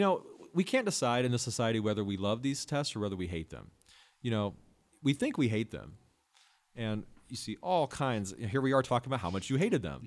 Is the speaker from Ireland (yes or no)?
no; Midwest, United States; moved away as an adult; also born or lived in Los Angeles, California; I grew up in the Midwest